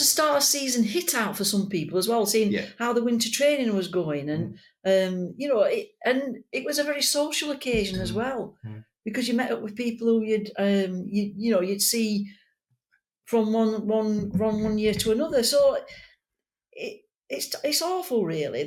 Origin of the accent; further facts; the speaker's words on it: Yorkshire and the Humber, United Kingdom; we're from Yorkshire. We speak as we find, and we tell the truth.